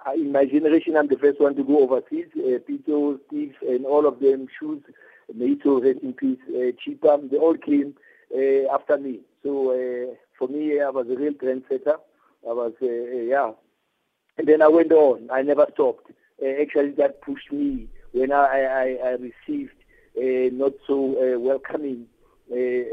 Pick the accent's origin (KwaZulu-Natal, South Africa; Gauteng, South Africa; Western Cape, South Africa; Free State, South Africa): Gauteng, South Africa; I'm from the province. I'm from the Gauteng province, which is a province of champions.